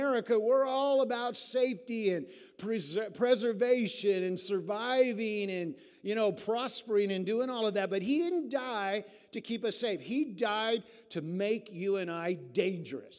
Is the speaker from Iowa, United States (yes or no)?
yes; Iowa, United States; we're all from Iowa, and in southern Iowa